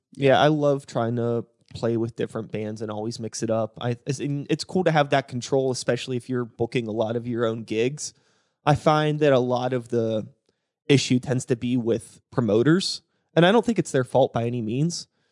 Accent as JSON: {"language": "English", "area": "Woodland Hills area", "region": "Pennsylvania", "country": "United States", "tie": "born or raised there", "said": "I'm a Woody High. alum"}